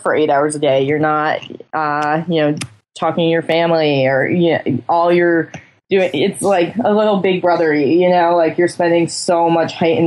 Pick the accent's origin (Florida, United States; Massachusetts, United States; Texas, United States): Massachusetts, United States; I'm all Massachusetts